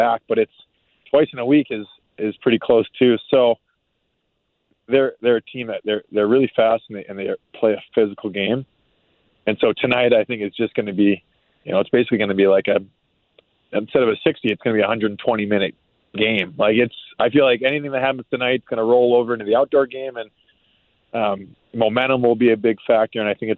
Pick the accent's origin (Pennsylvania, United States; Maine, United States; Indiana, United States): Maine, United States; moved away; I grew up in Maine